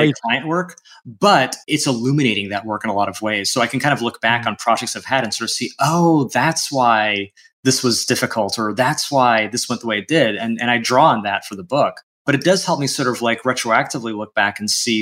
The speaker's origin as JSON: {"language": "English", "country": "United States", "first_language": "English", "said": "I am an American citizen, English is my first language"}